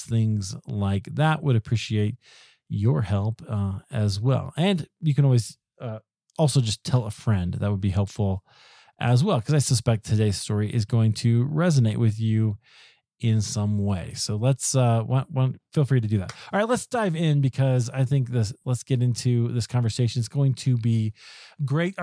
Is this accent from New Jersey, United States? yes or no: no; Iowa, United States; I'm from Iowa